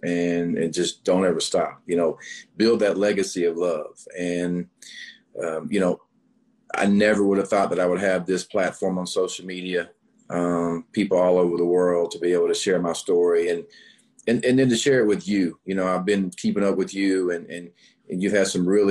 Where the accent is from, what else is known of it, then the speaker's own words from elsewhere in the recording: North Little Rock, Arkansas, United States; I'm born and raised in North Little Rock, Arkansas